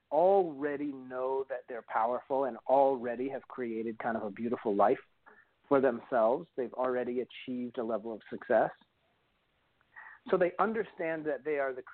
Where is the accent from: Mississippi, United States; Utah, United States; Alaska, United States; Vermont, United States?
Vermont, United States; moved away as an adult; also born or lived in New York City; I'm originally from Vermont. And I moved to New York City when I was in my very early 20s